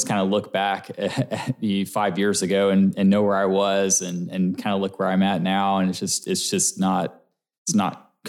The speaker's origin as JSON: {"language": "English", "town": "Coppell", "region": "Texas", "country": "United States", "tie": "born or raised there", "lives_now": "Frisco, United States", "said": "I did. I grew up in Coppell, which is also Dallas, yep. And then moved to Frisco about 6 years ago now."}